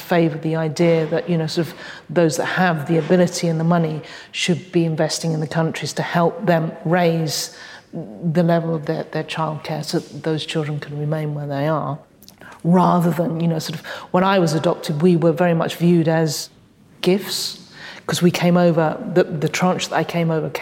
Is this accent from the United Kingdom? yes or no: yes; United Kingdom; born or raised there; first language English; also born or lived in Hong Kong